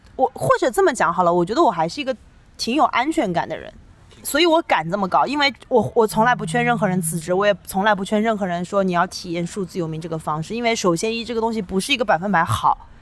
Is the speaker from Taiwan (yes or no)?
no; China; first language Chinese; 我是中国人